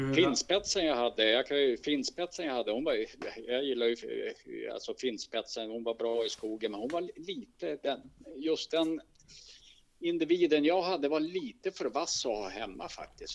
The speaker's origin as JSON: {"language": "Swedish", "area": "inland Västerbotten", "region": "Västerbotten County", "country": "Sweden", "tie": "born or raised there", "also_born_or_lived": "Stockholm", "moved": "as an adult", "said": "som är uppvuxen i skogen egentligen eh, och här uppe i Västerbottens inland"}